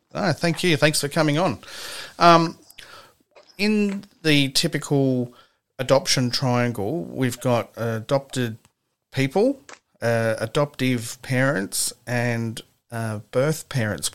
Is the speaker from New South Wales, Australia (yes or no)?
yes; Gosford, New South Wales, Australia; I'm from Gosford myself